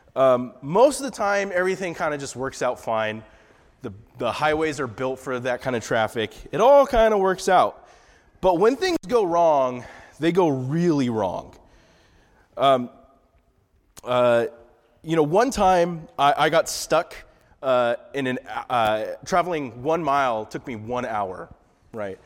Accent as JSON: {"language": "English", "town": "Santa Maria", "region": "California", "country": "United States", "tie": "born or raised there", "moved": "as an adult", "said": "about three and a half hours, uh, north of L A is my hometown, a little, not really a little town, kind of a unknown town called Santa Maria."}